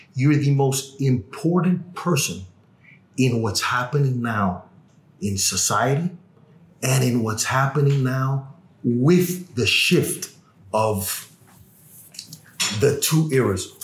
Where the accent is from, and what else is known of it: Miami, Florida, United States; born or raised there; also born or lived in Cuba / Los Angeles